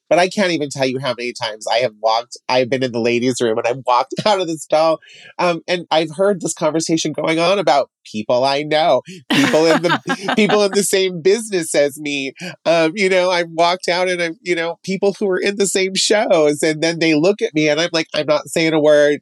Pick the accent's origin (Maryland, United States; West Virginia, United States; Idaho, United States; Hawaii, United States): Idaho, United States; Emmett; now in Boise, United States; I am from Emmett